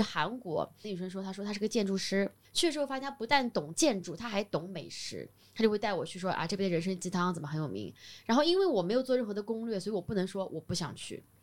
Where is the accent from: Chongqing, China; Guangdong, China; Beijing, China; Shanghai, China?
Shanghai, China; 我上海人